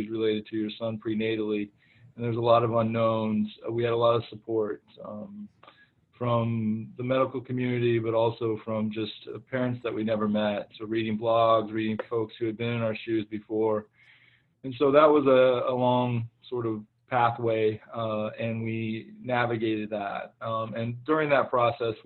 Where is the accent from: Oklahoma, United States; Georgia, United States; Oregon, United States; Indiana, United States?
Oklahoma, United States; moved away; I am from the great state of Oklahoma